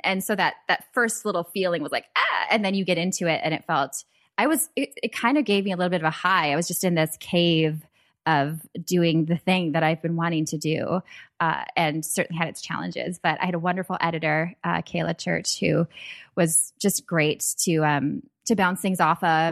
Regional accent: Minnesota, United States; I grew up in Minnesota

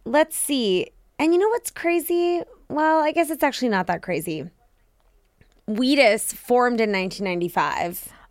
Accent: Washington, District of Columbia, United States; being from D C

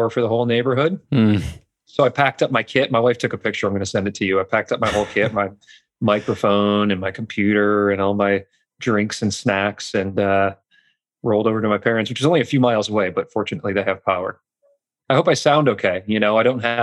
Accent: Michigan, United States; moved away as an adult; also born or lived in Los Angeles, California; now in Kentucky, United States; I grew up in Michigan

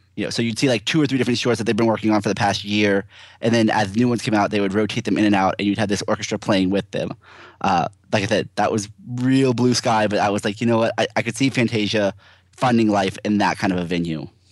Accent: Brandon, Florida, United States; moved away; my hometown is, you know, right down the street in, in, uh, Brandon, Florida.

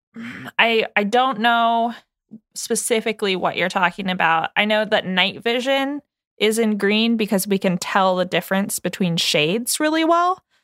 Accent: United States; we are English speaking and we were all born and raised in the United States

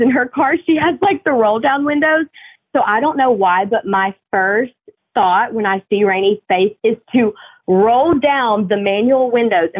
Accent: Tennessee, United States; I'm from Tennessee

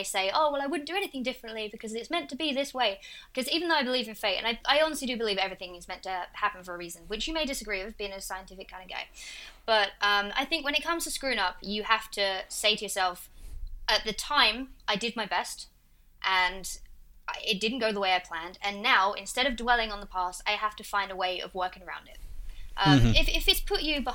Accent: Essex, East of England, United Kingdom; accent: Essex; in my accent, I'm from a place called Essex

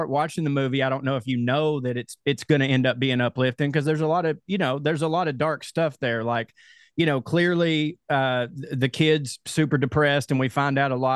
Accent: Chickamauga, Georgia, United States; I'm from Chickamauga, Georgia

